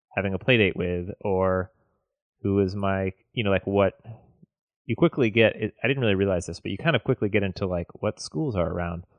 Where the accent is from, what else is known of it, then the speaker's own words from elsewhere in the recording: the South, United States; I grew up in the South